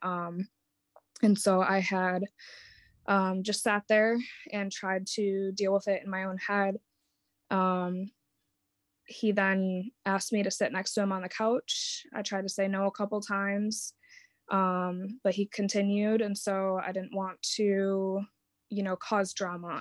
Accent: Wisconsin, United States; moved away as an adult; now in Jacksonville, United States; I'd been raised, born and raised in Wisconsin

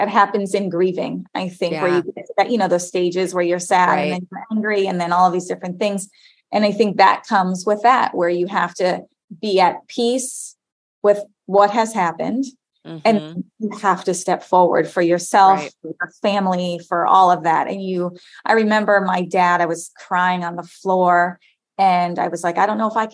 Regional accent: Florida, United States; I grew up in Florida

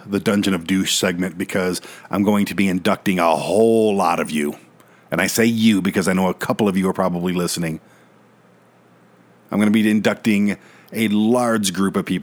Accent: Detroit, Michigan, United States; now in Colorado, United States; I was born and raised in Detroit

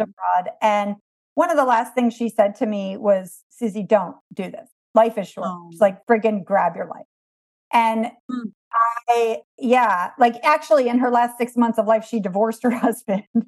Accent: East Coast of the United States, United States; I was raised on the East Coast of America

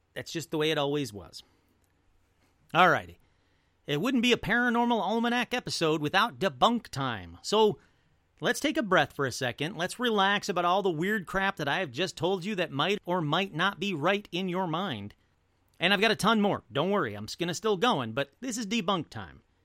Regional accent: Detroit, Michigan, United States; I come from a family, I come from Detroit.

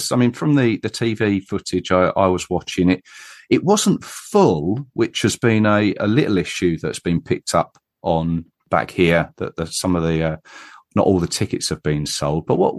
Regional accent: England, United Kingdom; being English myself

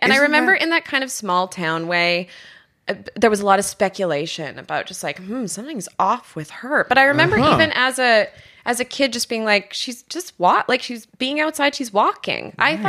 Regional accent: Regina, Saskatchewan, Canada; I'm from Regina.

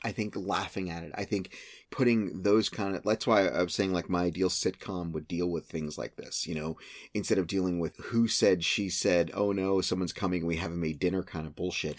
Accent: San Antonio, Texas, United States; growing up in San Antonio in the eighties, seventies, and eighties

